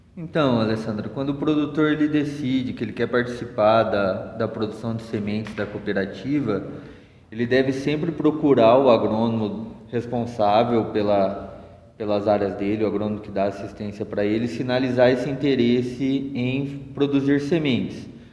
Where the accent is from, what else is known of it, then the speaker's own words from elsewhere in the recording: Londrina, Paraná, Brazil; moved away; Sou da região de Londrina